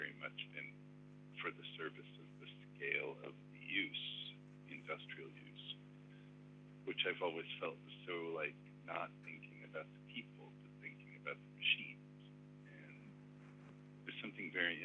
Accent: Connecticut, United States; also born or lived in Israel; I was born in Israel, and I came here. My parents were academics, and I came here when, you know, I was four and grew up mostly in Connecticut outside of New York

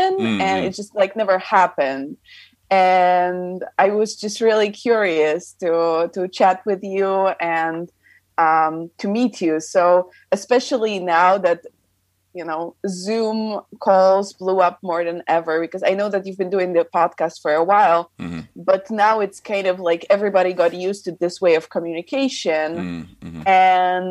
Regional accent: Poland; moved away as an adult; also born or lived in California, United States / Miami, United States; now in Austria; So yes, I am from Poland, but technically I was born in the States. I was born in California, kind of by accident, because my family happens to be in the States. But obviously I don't really remember that time, because when I was maybe a year and a half old, my whole family moved back to Poland.

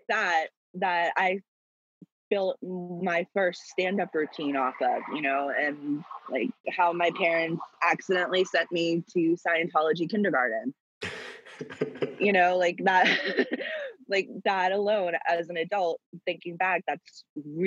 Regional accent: Atlanta, Georgia, United States; I grew up in Atlanta

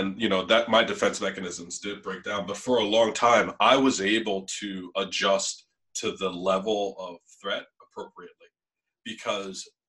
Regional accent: Norristown, Pennsylvania, United States; my mom and my stepdad and my siblings and my family, you know, where I grew up in Norristown

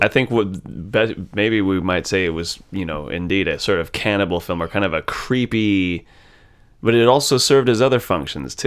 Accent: United States; being raised American

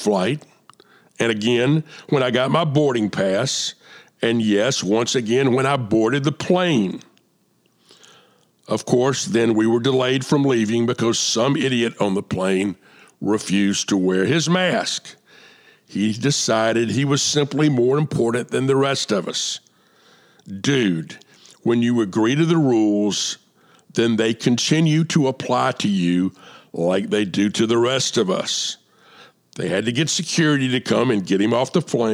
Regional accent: Atlanta, Georgia, United States; moved away; also born or lived in San Antonio, Texas / Plano, Texas; I grew up in Atlanta, and my Krispy Kreme was on Ponce de Leon Avenue

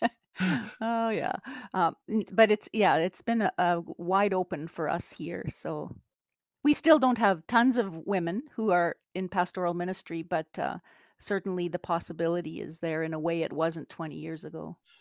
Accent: Winnipeg, Manitoba, Canada; i'm canadian from the center of the universe which would be manitoba winnipeg

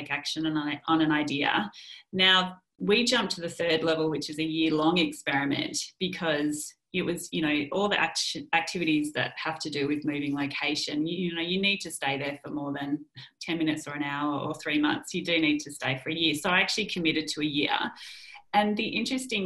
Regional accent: Melbourne, Victoria, Australia; also born or lived in London; we've just come back to our tribe, you know, let's enjoy the people who are near and dear to us in Melbourne

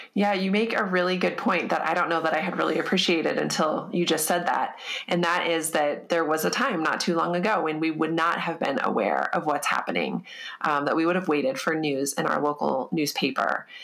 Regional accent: United States; as an American

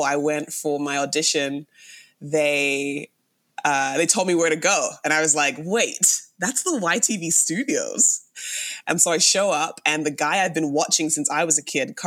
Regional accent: London, United Kingdom; now in Canada; Born and raised in London, England. I've lived in Canada for almost 16 years.

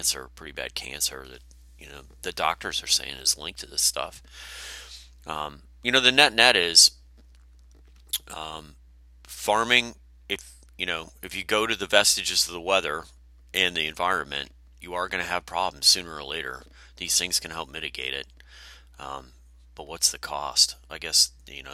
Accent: Wisconsin, United States; when I was growing up in Wisconsin

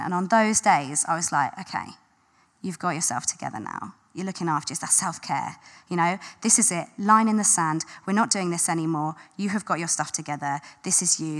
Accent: London, United Kingdom; I grew up in South London.

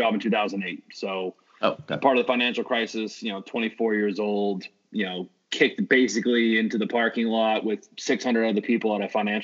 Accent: San Francisco, California, United States; I grew up in San Francisco

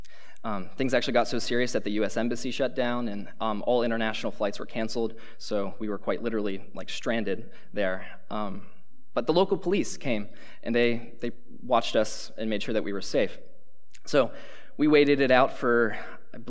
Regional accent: Pennsylvania, United States; moved away as an adult; now in Cedarville, United States; I'm from Pennsylvania

